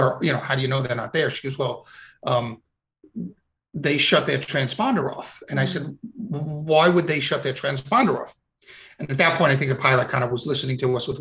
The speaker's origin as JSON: {"language": "English", "town": "New York City", "region": "New York", "country": "United States", "said": "I'm a New Yorker, and my brother was NYPD. My dad was already retired from the NYPD."}